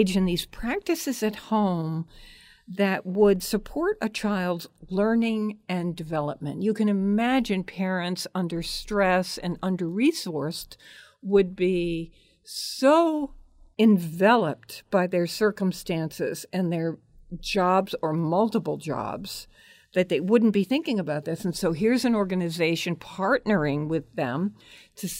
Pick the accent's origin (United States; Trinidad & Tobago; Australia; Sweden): United States; Hartford, Connecticut; I grew up in Hartford